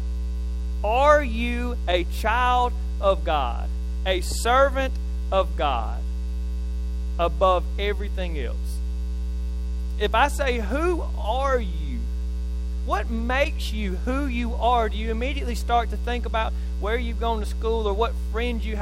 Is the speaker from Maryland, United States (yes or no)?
no; Neshoba County, Mississippi, United States; from Neshoba County